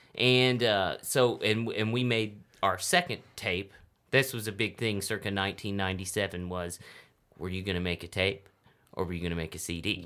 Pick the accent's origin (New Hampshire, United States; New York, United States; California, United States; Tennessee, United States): Tennessee, United States; Humboldt; also born or lived in Milan, Tennessee; I grew up in Humboldt, Tennessee is where I went to uh, elementary school and then went to high school in Milan, Tennessee, which is close.